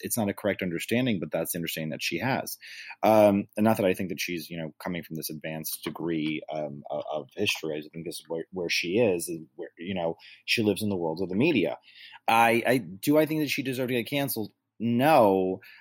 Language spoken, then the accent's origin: English; New York, United States; being a native New Yorker and being a New Yorker